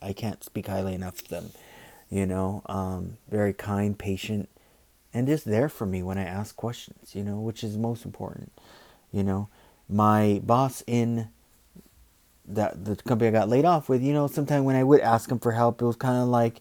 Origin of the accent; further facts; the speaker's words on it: United States; I'm American, born and raised here